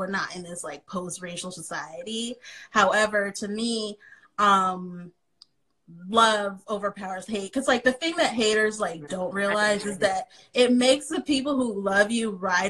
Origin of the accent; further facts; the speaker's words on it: San Jose, California, United States; now in Philadelphia, United States; I grew up in San Jose, California